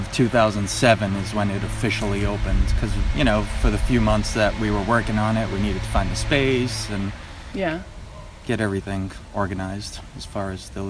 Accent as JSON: {"language": "English", "town": "Fall River", "region": "Massachusetts", "country": "United States", "tie": "born or raised there", "also_born_or_lived": "Florida / Brooklyn, New York / Providence, Rhode Island", "said": "I grew up in Fall River. And then I just all over from there."}